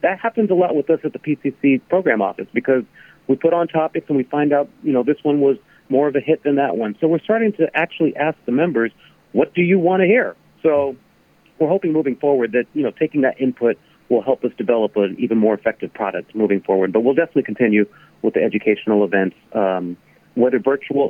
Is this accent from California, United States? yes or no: yes; Carson, California, United States; moved away as an adult; also born or lived in Chatsworth, California / Palmdale, California; now in Washington, D.C., United States; I grew up in Carson, Lomita